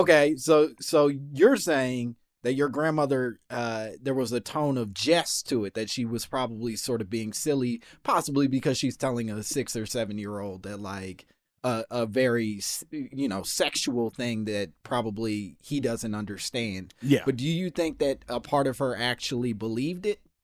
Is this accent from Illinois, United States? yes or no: yes; Chicago, Illinois, United States; I'm from Chicago